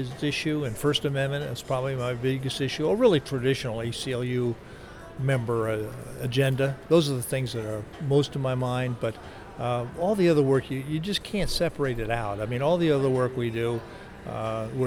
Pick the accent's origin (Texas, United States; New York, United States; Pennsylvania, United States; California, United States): Pennsylvania, United States; Harrisburg; of Harrisburg